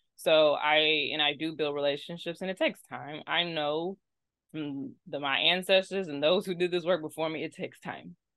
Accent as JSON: {"language": "English", "town": "Austin", "region": "Texas", "country": "United States", "tie": "born or raised there", "moved": "yes", "said": "Austin, yes, Austin, Texas"}